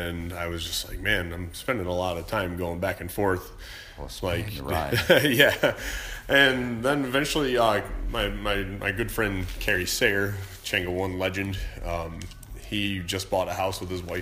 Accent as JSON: {"language": "English", "town": "Buffalo", "region": "New York", "country": "United States", "tie": "born or raised there", "also_born_or_lived": "Smethport, Pennsylvania / Austin, Texas", "moved": "yes", "said": "I grew up in Buffalo, New York, moved south to Smethport, Pennsylvania. That's where I went to high school"}